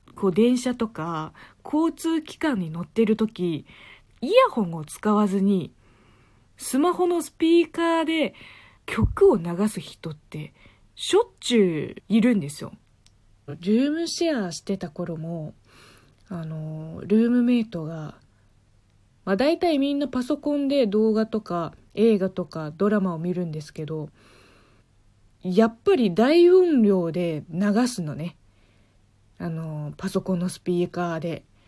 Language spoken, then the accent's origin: Japanese; China; now in Japan; 中国が嫌になってから日本に来たわけではないので